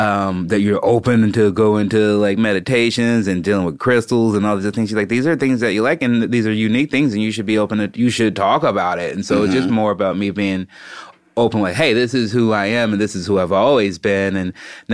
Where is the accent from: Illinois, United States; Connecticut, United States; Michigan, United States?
Illinois, United States; Chicago; growing up in Chicago